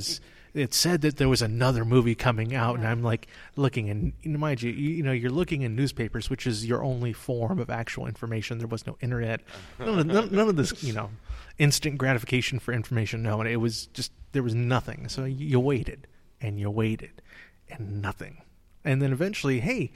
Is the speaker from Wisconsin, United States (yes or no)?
no; Southern California, United States; moved away; I'm originally from Southern California